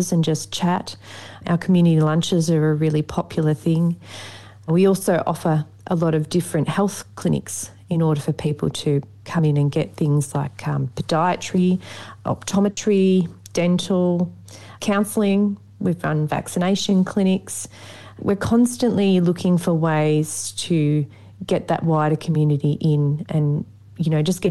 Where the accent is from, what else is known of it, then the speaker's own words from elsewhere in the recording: Maffra, Victoria, Australia; I grew up in the Maffra area, which is just over an hour away from Dargo. So I've never really moved far from the Gippsland area